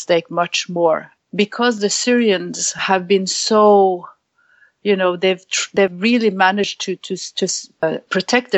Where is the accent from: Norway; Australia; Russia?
Norway; Norway, my home country